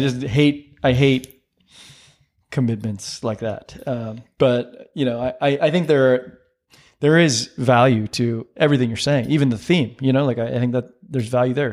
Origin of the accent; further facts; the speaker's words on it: San Diego, California, United States; I grew up in San Diego